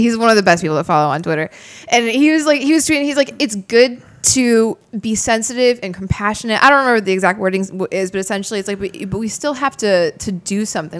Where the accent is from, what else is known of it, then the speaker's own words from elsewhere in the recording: Crystal Lake, Illinois, United States; the hometown we grew up in, in Crystal Lake